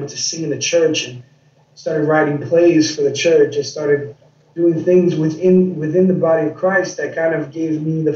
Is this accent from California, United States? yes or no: no; New York City, New York, United States; I grew up in New York City. I grew up in Queens, New York.